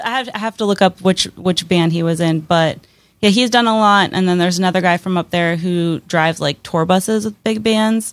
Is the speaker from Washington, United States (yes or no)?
no; Pennsylvania, United States; moved away as an adult; now in Pittsburgh, United States; I'm from a place called Quarry, Pennsylvania